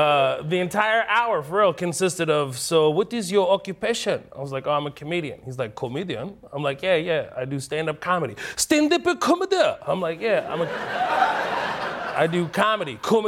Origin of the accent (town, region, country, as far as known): Houston, Texas, United States; born or raised there; also born or lived in Kuwait